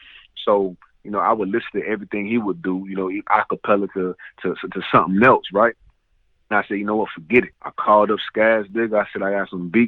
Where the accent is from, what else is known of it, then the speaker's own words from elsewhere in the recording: the South, United States; I'm from the South